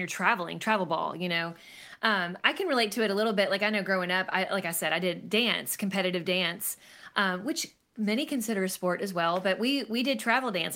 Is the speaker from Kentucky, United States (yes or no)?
yes; Lexington, Kentucky, United States; I was born and raised in Lexington, Kentucky